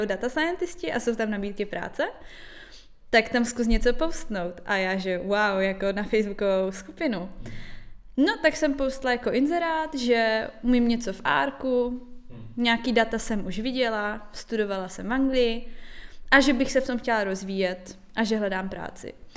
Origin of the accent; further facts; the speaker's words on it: Karviná, Moravian-Silesian Region, Czechia; moved away; jsem z Karviné